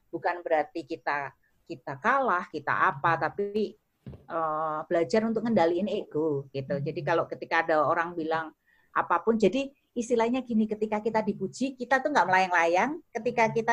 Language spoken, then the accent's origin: Indonesian; Java, Indonesia; kalau orang Jawa aku tuh Jawa banget tuh